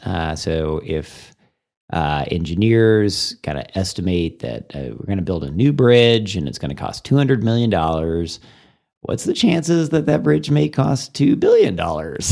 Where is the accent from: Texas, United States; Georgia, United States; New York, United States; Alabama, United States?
Texas, United States; Plano; also born or lived in Missouri / McKinney, Texas / Sulphur Springs, Texas / Austin, Texas; now in Amarillo, United States; And then I moved to Texas when I was in second grade. Uh, I moved to Plano. My dad was working in Plano at that time, and so we, to Plano we came, and I grew up there and in the McKinney area